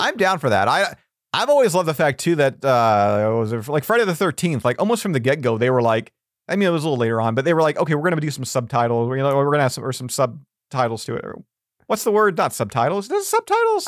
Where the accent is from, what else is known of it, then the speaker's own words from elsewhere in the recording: Canada; as a Canadian